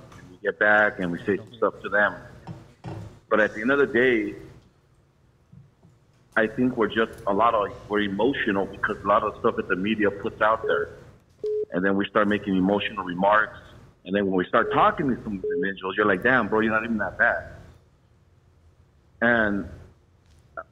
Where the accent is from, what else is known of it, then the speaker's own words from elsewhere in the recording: Baldwin Park, California, United States; I grew up in Baldwin Park, East